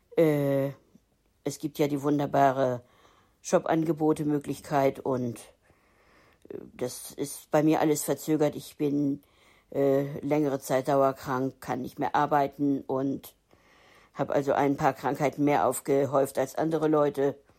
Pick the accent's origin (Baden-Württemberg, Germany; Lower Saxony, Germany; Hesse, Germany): Lower Saxony, Germany; Hildesheim; now in Hamburg, Germany; Hildesheim ist meine Geburtsstadt gewesen.